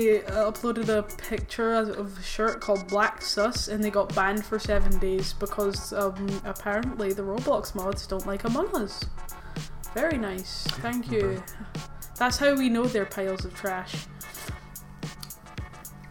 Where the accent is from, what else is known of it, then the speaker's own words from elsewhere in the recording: United Kingdom; make fun of me for being British